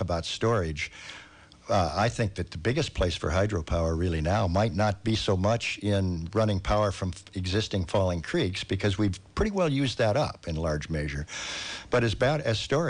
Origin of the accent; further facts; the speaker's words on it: Southern California, United States; moved away; I grew up in Southern California